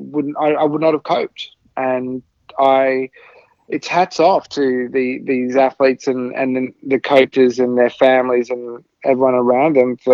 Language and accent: English; Adelaide, South Australia, Australia; also born or lived in Southeast Asia; I moved with my family to Australia when I was about 5 and a half.